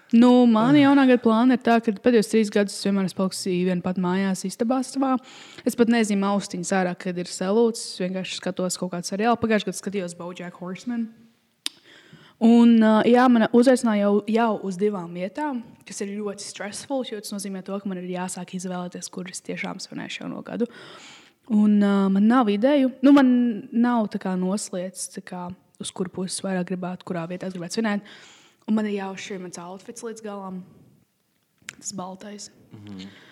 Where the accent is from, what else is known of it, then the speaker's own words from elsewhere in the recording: Latvia; mēs esam latvieši